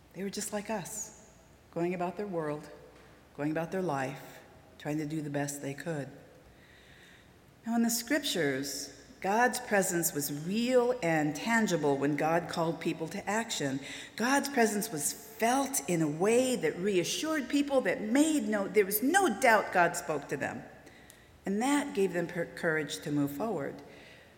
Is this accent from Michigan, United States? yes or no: no; Southern California, United States; moved away as an adult; also born or lived in Wisconsin; now in Oklahoma, United States; I'm from Southern California